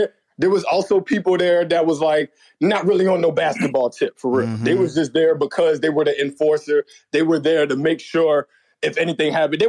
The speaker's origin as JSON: {"language": "English", "town": "Richmond", "region": "Virginia", "country": "United States", "tie": "born or raised there", "said": "I'm from Richmond, Virginia."}